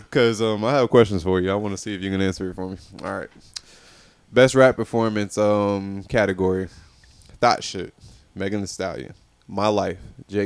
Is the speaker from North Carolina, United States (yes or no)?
yes; Fayetteville, North Carolina, United States; I'm from Fayetteville